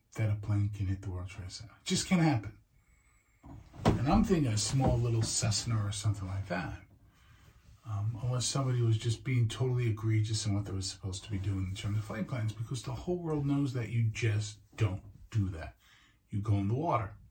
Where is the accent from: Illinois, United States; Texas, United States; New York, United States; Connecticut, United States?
New York, United States; New York City; living and being a New Yorker